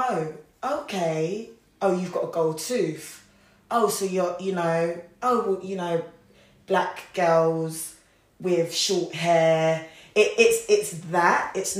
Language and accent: English; Wolverhampton, West Midlands, United Kingdom; obviously we come from Wolverhampton.